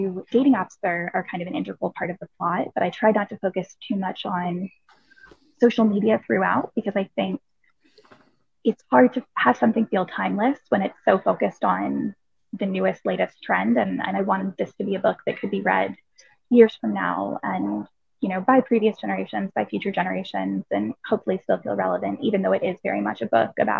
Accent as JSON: {"language": "English", "country": "United States", "moved": "as an adult", "lives_now": "London, United Kingdom", "said": "I am obviously American, but I live in London"}